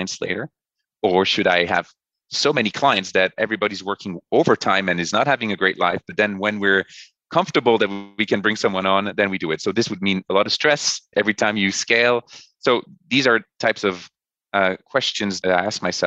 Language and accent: English; France; now in New York, United States; my wife and I, we're from France. So we went back to France for the longest period I've been away from New York